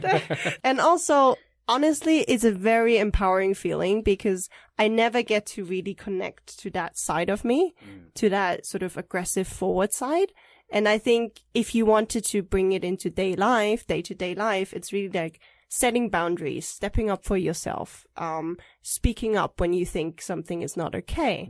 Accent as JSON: {"language": "English", "country": "Germany", "tie": "born or raised there", "also_born_or_lived": "Taipei, Taiwan", "moved": "as an adult", "lives_now": "Taiwan", "said": "I was born in Taiwan, but I grew up in Germany, and I stayed there until uh, after uni graduation"}